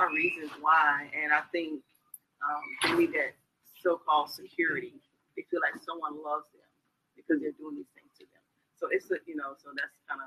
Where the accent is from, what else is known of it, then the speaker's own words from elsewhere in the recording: Orangeburg, South Carolina, United States; now in Columbia, United States; I'm originally from Orangeburg, but I do reside in Columbia